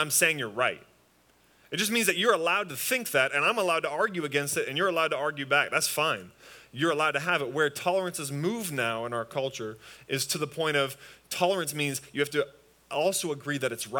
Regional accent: just outside Toronto, Ontario, Canada; moved away; I'm from Canada, just outside Toronto

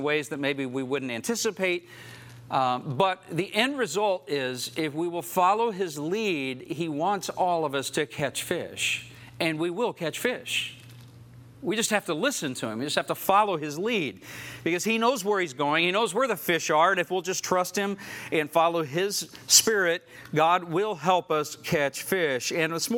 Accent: Oklahoma, United States; I grew up in Oklahoma

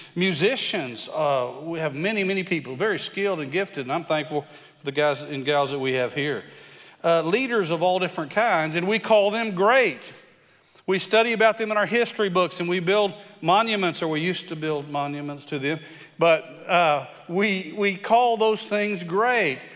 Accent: West Texas, United States; I'm from West Texas

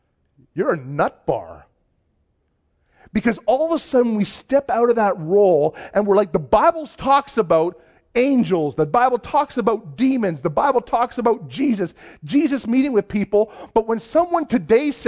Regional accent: just outside of Toronto, Ontario, Canada; now in Cold Lake, Canada; I grew up just outside of Toronto

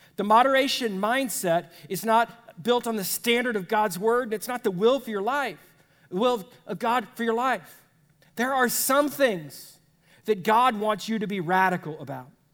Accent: United States; as Americans

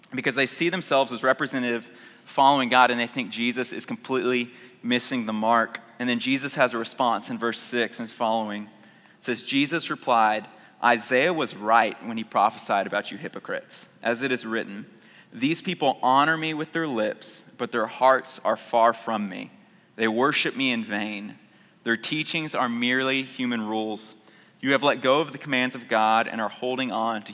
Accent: Houston, Texas, United States; I grew up in North Houston, and went to Earhart Elementary

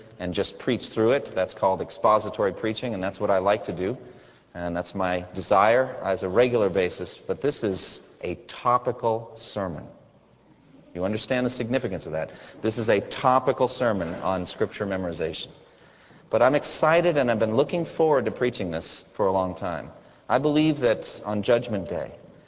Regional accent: United States; Being an American there

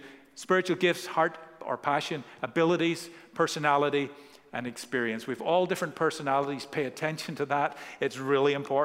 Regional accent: Ireland; growing up in Ireland

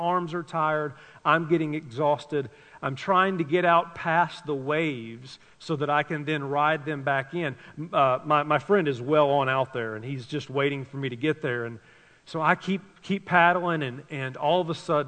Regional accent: Tennessee, United States; I grew up in Tennessee

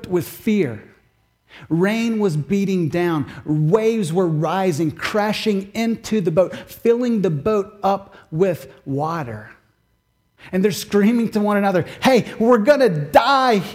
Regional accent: Kentucky, United States; now in Massachusetts, United States; growing up in Kentucky, we had more thunderstorms than we typically do in Massachusetts

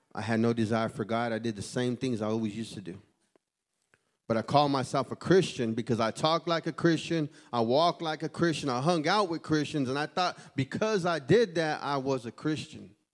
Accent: Houston, Texas, United States; I'm from Houston, Texas.

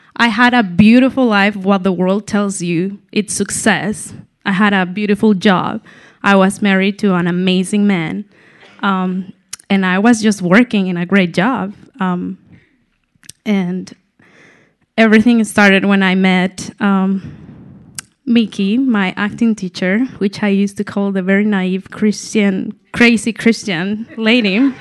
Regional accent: Mexico City, Mexico; moved away as an adult; I'm from Mexico City. I've been living here just for six years. I moved here for my husband, Paul

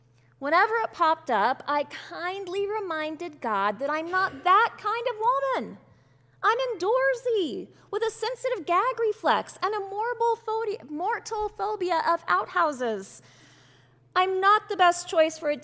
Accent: Bible Belt of Texas, United States; growing up in the Bible Belt of Texas.

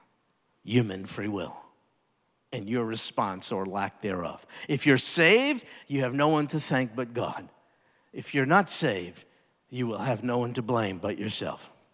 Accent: United States; being an American and growing up here in, in the United States

